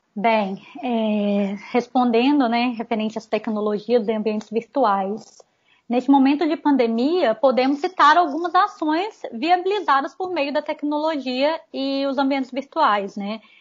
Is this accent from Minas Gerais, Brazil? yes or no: yes; Visconde do Rio Branco, Minas Gerais, Brazil; eu sou de Visconde do Rio Branco, Minas Gerais